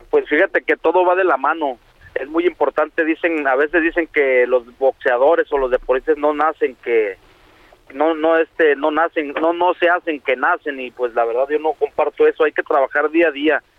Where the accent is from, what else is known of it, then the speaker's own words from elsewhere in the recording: Mexico; now in United States; como mexicanos